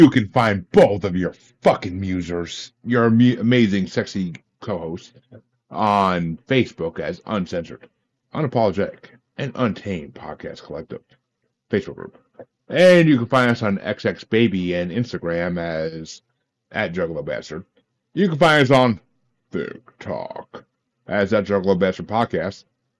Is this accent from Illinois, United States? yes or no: no; New York, United States; I grew up in New York. I grew up in New York.